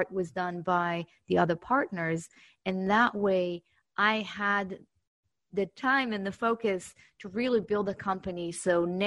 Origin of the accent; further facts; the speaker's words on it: Israel; accent: Israeli; moved away as an adult; now in United States; I actually started my career back in 2007 in Israel, my accent.